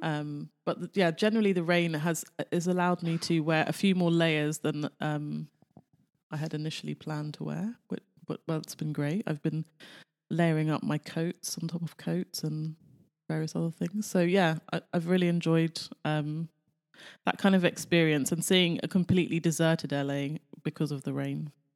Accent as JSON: {"language": "English", "country": "United Kingdom", "moved": "yes", "lives_now": "Los Angeles, United States", "said": "Being British"}